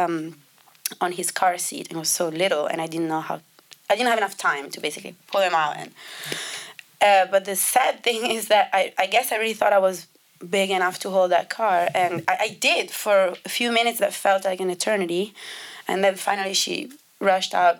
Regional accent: Italy; English is a second language; moved away as an adult; also born or lived in London; I grew up in Italy

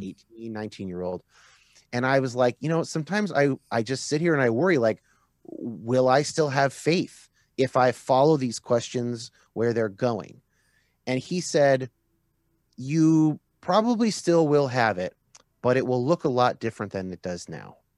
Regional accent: Northern California, United States; I was raised what I like to call kinda like moderate California evangelical

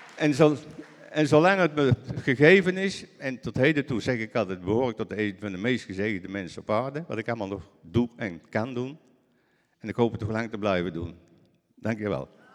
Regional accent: Netherlands

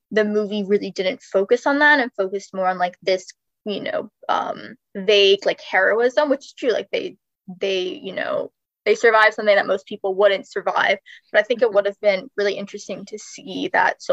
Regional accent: South Florida, United States; I'm from South Florida.

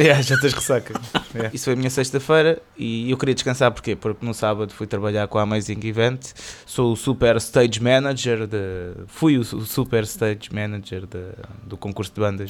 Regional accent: Cascais, Lisbon, Portugal; sou de Cascais, sou, sou, um betinho

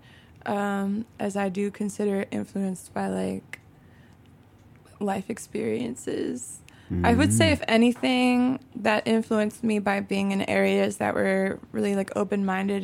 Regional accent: Chicago, Illinois, United States; also born or lived in Oak Park, Illinois / Humboldt Park, Chicago; Originally in Bucktown. I was like kind of born and half raised in Bucktown

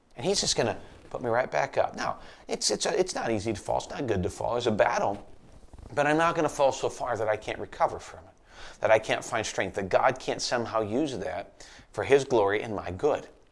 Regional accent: United States

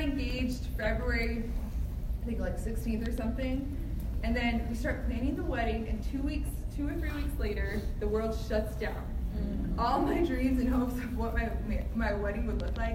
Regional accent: Phoenix, Arizona, United States; now in Miami, United States; I grew up in Phoenix, Arizona

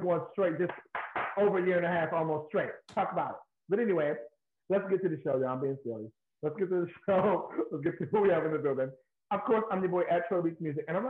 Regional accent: New York, United States; also born or lived in Bronx; I'm from Harlem, but I live in the Bronx now

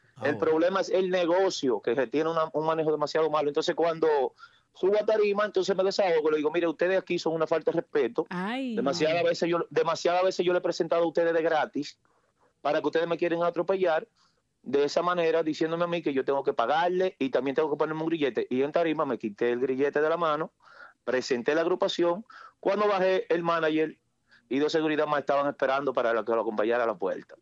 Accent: Newark, New Jersey, United States; Mayormente yo soy de Newark, New Jersey

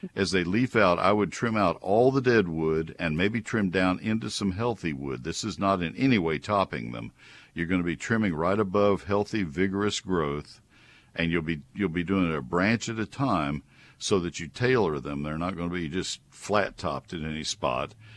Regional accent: College Station, Texas, United States; also born or lived in Bryan, Texas; I grew up in Bryan, uh, well, in College Station, so I'm familiar with Brazos County soils

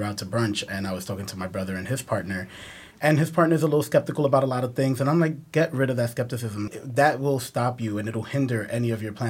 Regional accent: New York, United States; first language Spanish; English is a second language; So I'm from Dominican. Mm-hmm. My parents are Dominican. I was born in New York. Mm-hmm. But my first language was Spanish.

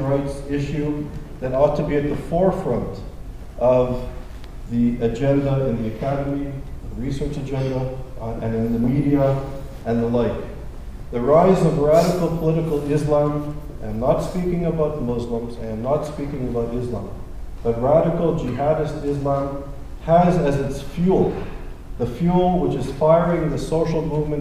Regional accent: Montreal, Quebec, Canada; moved away; I'm originally from Montreal, and I went to McGill as an undergraduate student

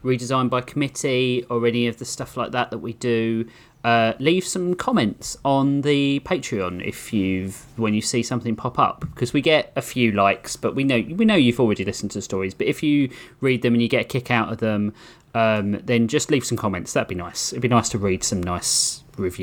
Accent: United Kingdom; accent: British; my cute British accent

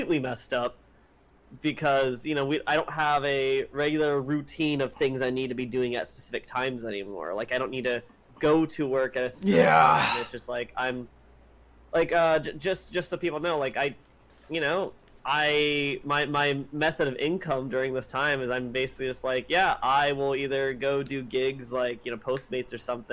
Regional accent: California, United States; I'm a Californian, so I only really get to hear the perspective of people who live in California.

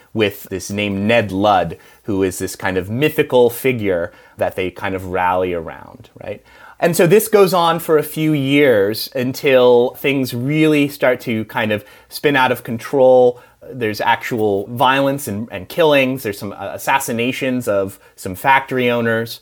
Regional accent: United States; I'm American

